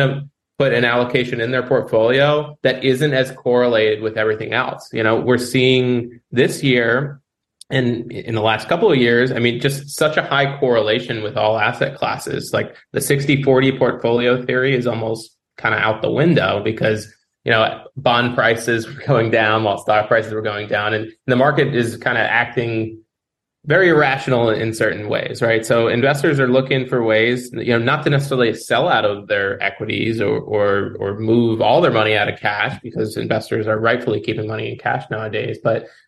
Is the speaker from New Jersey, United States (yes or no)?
yes; New Jersey, United States; moved away as an adult; now in South Florida, United States; I'm from the Northeast originally, pretty close to where you guys are at, but in New Jersey